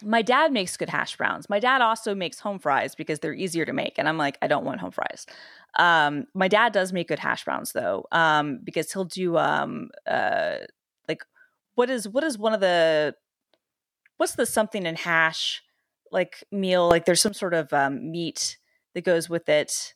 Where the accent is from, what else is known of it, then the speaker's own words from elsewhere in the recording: Atlanta, Georgia, United States; I'm literally from, like, the city where, uh, Waffle House is, was born, Atlanta